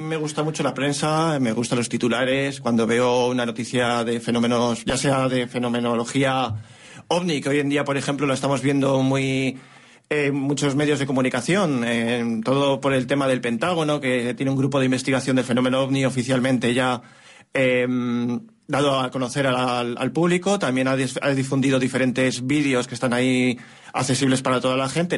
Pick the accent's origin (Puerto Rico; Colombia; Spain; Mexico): Spain; near Pedrosa del Rey / Toro area, Castile and León; cerca de mi pueblo